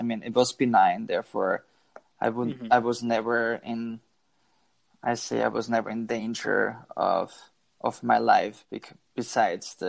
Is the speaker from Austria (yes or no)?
yes; Austria; moved away as an adult; now in Boston, United States; my hometown, which is about 60 miles outside west from Vienna